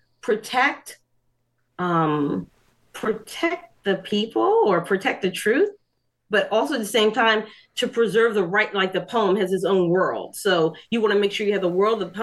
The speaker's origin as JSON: {"language": "English", "town": "Atlantic City", "region": "New Jersey", "country": "United States", "tie": "born or raised there", "also_born_or_lived": "Hartford, Connecticut", "said": "I grew up in Atlantic City"}